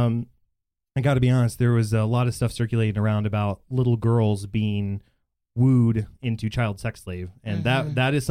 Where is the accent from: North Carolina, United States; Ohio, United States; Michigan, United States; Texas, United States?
Texas, United States; Bedford; I grew up in Bedford, and I still live there. And so it's, my friend group is very diverse because that is a very diverse area of Dallas-Fort Worth